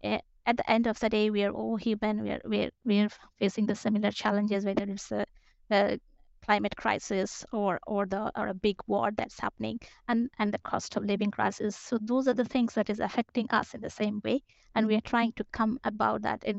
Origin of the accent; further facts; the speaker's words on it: Kolkata, West Bengal, India; moved away as an adult; also born or lived in Bangalore, India / France / United Kingdom; now in Stockholm, Sweden; I am from Calcutta, and then I started working in Bangalore